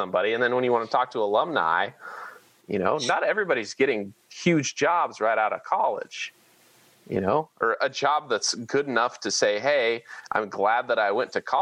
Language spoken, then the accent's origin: English; Manhattan, Kansas, United States; I grew up in Manhattan, and this is a little different than just being a normal state resident